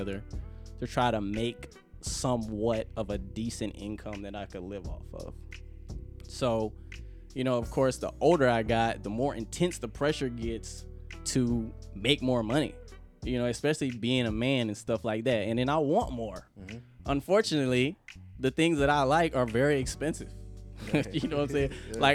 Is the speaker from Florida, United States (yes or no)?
yes; Jacksonville, Florida, United States; also born or lived in Miami, Florida / Columbia, South Carolina; I'm a homeboy. I'm from Jacksonville, Florida. I went to Lee High School.